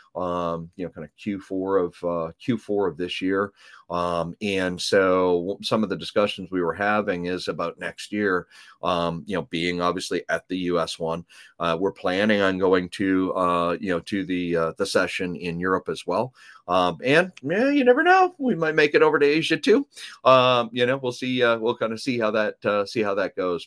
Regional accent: Canada; accent: Canadian raising ("oats and abouts"); moved away; I am originally from Canada

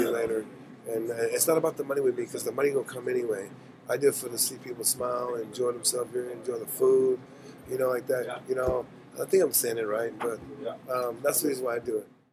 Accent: Mossville, Louisiana, United States; now in Pacific Northwest, United States; I'm from Lake Charles, Louisiana. I'm from a small town called Mossville.

